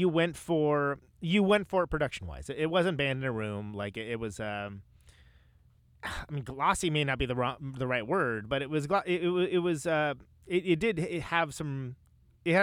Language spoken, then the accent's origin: English; Modesto, California, United States; also born or lived in Oakland, California; I lived in Oakland far longer, but I was born and raised in Modesto, California